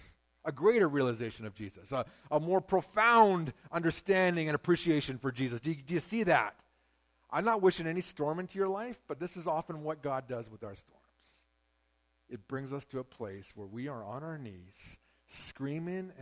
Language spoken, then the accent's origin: English; Shuswap Lake, British Columbia, Canada; I grew up on Shuswap Lake